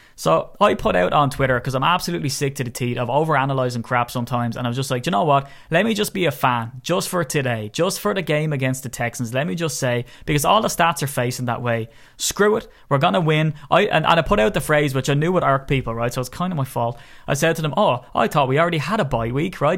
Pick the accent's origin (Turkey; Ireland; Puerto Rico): Ireland; I'm Irish